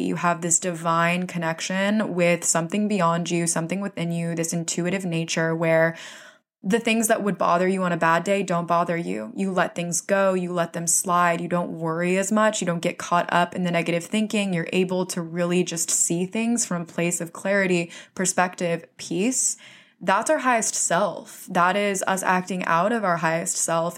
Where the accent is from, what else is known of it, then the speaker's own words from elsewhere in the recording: Florida, United States; now in New York City, United States; I'm originally from Florida, so I grew up in a place where there was no winter.